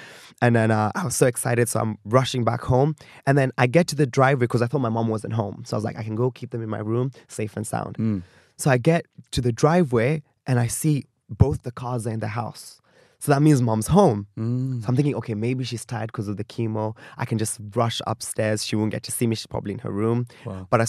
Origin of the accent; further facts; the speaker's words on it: Kenya; But I had people who could relate with me as a Kenyan millennial kind of going through life.